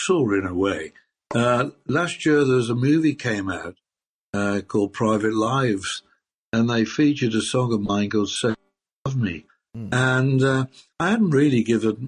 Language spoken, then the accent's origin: English; Birmingham, West Midlands, United Kingdom; I'm from Birmingham